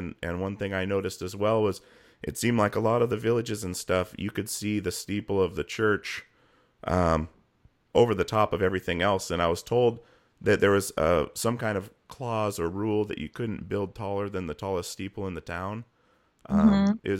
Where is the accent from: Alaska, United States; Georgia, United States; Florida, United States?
Alaska, United States; I was born in America and lived in Alaska, grew up in Alaska